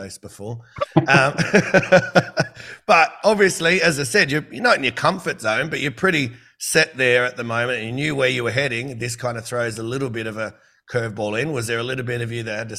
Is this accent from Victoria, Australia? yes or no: no; Campbelltown, New South Wales, Australia; I grew up in Campbelltown